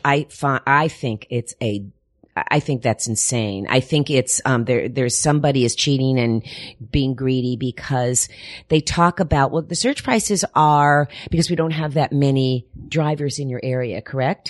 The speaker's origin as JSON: {"language": "English", "town": "Miami", "region": "Florida", "country": "United States", "tie": "born or raised there", "also_born_or_lived": "Paterson, New Jersey", "moved": "yes", "said": "was raised in Miami, Florida"}